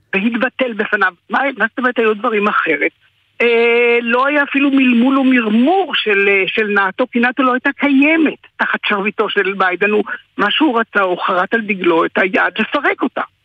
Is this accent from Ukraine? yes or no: yes; Kherson, Kherson Oblast, Ukraine; now in Israel; אני יליד חרסון